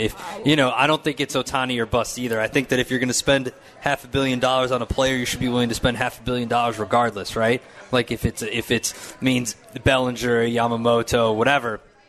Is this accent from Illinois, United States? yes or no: yes; Chicago, Illinois, United States; I'm just from Chicago.